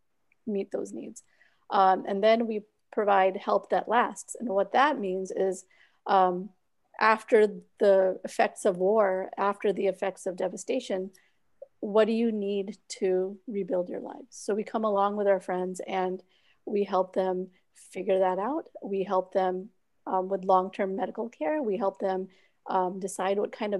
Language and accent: English; Orlando, Florida, United States; also born or lived in Pakistan / Pennsylvania / Virginia; I was born in Pakistan. I came here when I was about 3 years old. And then we used to live up north, Pennsylvania, Virginia. And then when I was 8, I moved to Orlando. And I've lived here since then